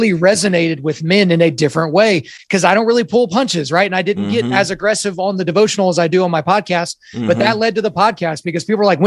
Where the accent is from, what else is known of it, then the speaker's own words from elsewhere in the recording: Oklahoma, United States; I was born in Oklahoma